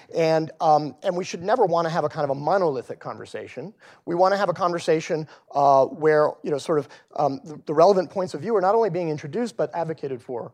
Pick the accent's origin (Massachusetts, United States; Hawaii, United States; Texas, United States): Texas, United States; moved away; back in my home state of Texas